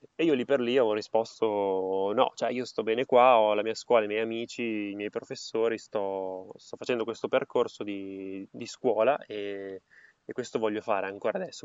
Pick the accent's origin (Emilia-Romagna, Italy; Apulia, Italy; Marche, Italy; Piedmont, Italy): Emilia-Romagna, Italy; Parma; In realtà sono a Parma, nella mia città natale